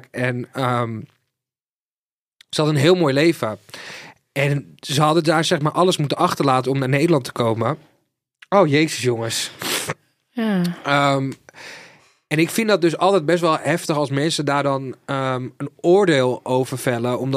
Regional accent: Sweden; born there; Ik ben geboren in Zweden, dat weten heel veel mensen niet.

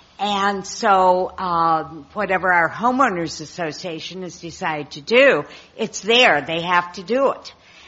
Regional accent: Ohio, United States; now in Alameda, United States; my home state, Ohio.

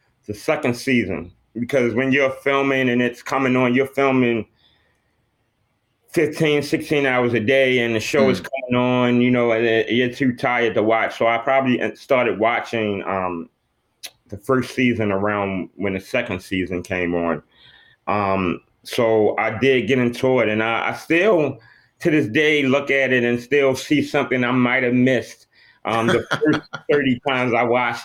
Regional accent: Baltimore, Maryland, United States; I grew up in Baltimore

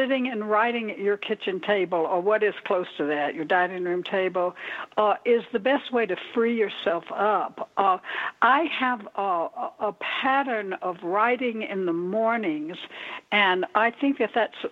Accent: the South, United States; moved away; also born or lived in Florida / Minneapolis, Minnesota; I'm originally from the South. I don't know if you hear a little slur in the way I talk, but I'm originally from the South.

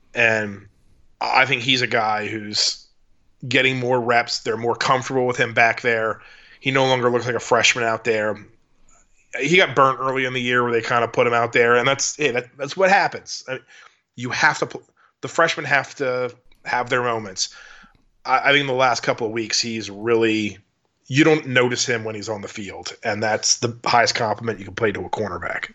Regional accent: Baltimore, Maryland, United States; now in Dallas, United States; I'm from Baltimore

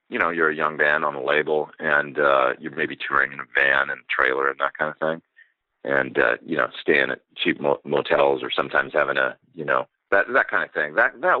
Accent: Edmonton, Alberta, Canada; moved away as an adult; also born or lived in Los Angeles, United States; my hometown in Edmonton

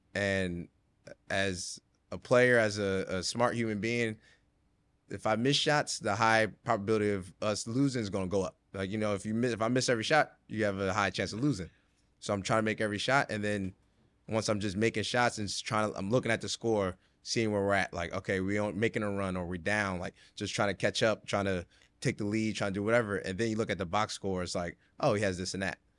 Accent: right outside Philadelphia, Pennsylvania, United States; moved away as an adult; now in Brooklyn, United States; I grew up right outside Philly

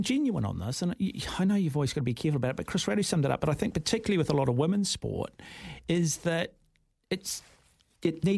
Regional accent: Auckland, New Zealand; born or raised there

